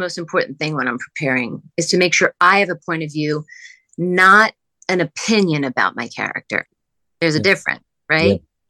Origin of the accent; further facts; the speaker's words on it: Pennsylvania, United States; We're both from the East Coast. We're both from outside Philadelphia.